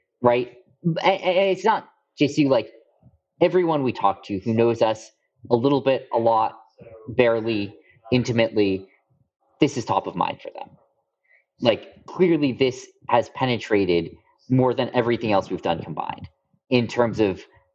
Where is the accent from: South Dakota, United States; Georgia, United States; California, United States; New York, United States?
California, United States; Bay Area; moved away as an adult; Giants were my hometown team growing up